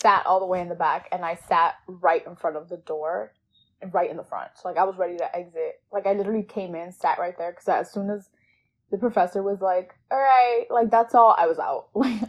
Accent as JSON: {"language": "English", "region": "New York", "country": "United States", "tie": "born or raised there", "said": "I was born and raised in New York, public school system. And my family is literally all from Ecuador. So that's my background."}